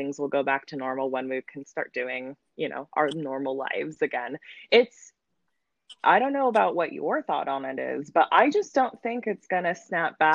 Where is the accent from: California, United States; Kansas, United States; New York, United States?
California, United States; San Diego; moved away as an adult; now in Creston, United States; when I left San Diego, because I really didn't know my neighbors or anything of that sort. Not like back in the day of Tier Santa where everybody